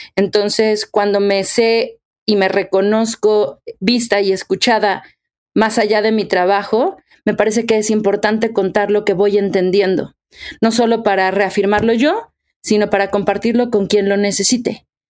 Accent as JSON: {"language": "Spanish", "country": "Mexico", "said": "soy actriz, soy cantante, soy mexicana"}